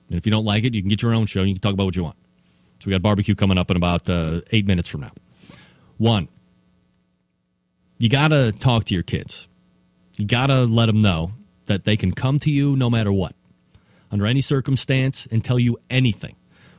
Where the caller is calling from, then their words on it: Euclid, Ohio, United States; where I am sitting right here in Euclid, Ohio, which is a eastern suburb of Cleveland. I know I say I'm here from Cleveland